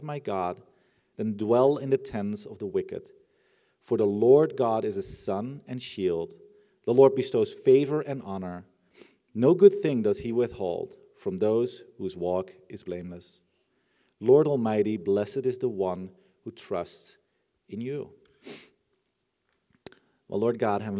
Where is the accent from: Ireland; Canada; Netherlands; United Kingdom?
Netherlands; I'm from the Netherlands